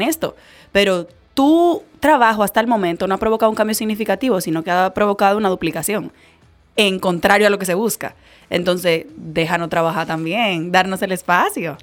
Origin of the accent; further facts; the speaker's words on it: Dominican Republic; como dominicana